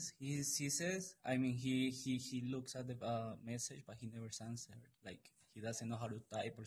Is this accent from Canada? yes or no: no; Colombia; moved away; from Colombia.